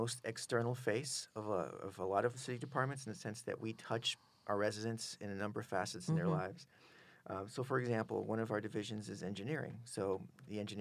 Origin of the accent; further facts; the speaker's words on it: New Bedford, Massachusetts, United States; moved away as an adult; also born or lived in Waltham, Massachusetts / Deerfield Beach, Florida; now in Concord, United States; I was born and raised in New Bedford, Massachusetts.